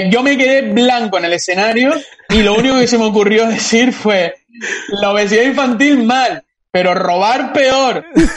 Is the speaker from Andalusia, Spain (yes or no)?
no; Ofra, Canary Islands, Spain; lo robé yo, que soy de Ofra, y se lo quería regalar a mi madre por el Día de las Madres